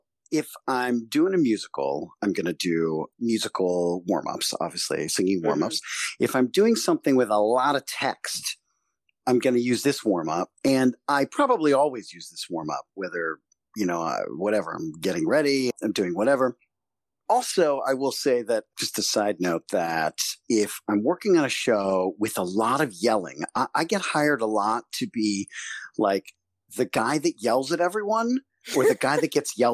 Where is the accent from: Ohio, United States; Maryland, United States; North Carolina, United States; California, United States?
Maryland, United States; Silver Spring; I grew up in Silver Spring, Maryland, which is right outside of D.C., just north of D.C.